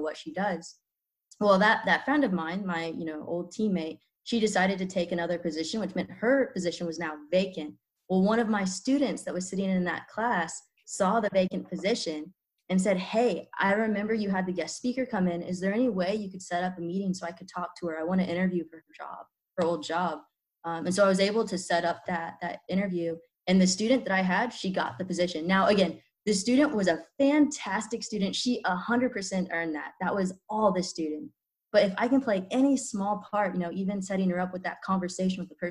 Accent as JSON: {"language": "English", "region": "Kansas", "country": "United States", "tie": "born or raised there"}